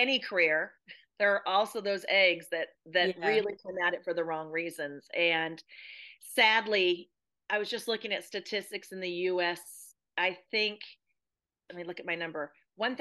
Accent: United States; as an American

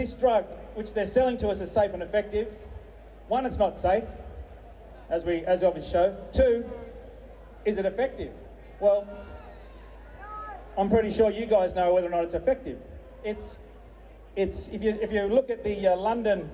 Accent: the Pilbara, Western Australia, Australia; I'm from the Pilbara

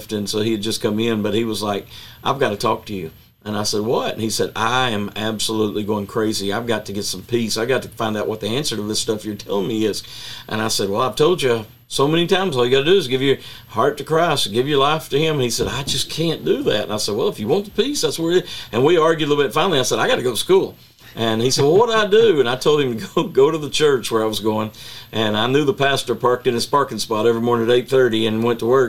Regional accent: Chattanooga, Tennessee, United States; I grew up in Chattanooga, Tennessee, and we had race riots when I was a little boy in the 60s

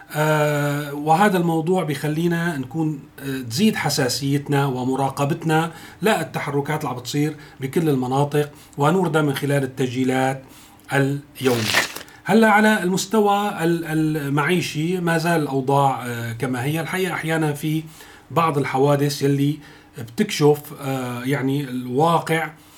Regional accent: Syria; now in Turkey; نحن كسوريين

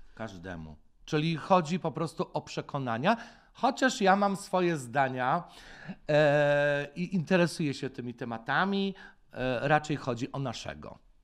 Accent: Poland; born or raised there

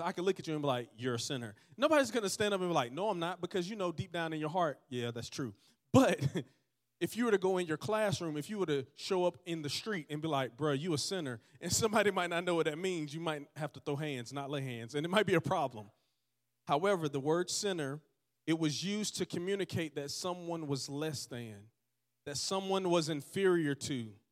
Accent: Georgetown, Georgia, United States; born or raised there; also born or lived in Dothan, Alabama

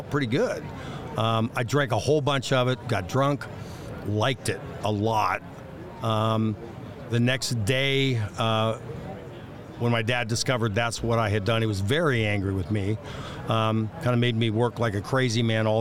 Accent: Dayton, Ohio, United States; I grew up in Dayton, Ohio

